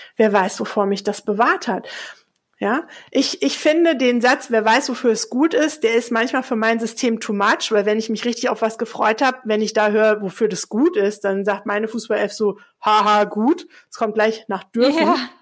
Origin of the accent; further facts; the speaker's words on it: Hesse, Germany; now in Hamburg, Germany; im Hessischen, wo ich aufgewachsen bin